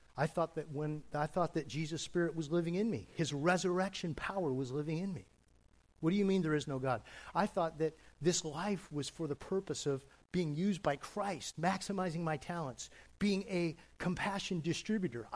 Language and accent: English; California, United States; I was raised in California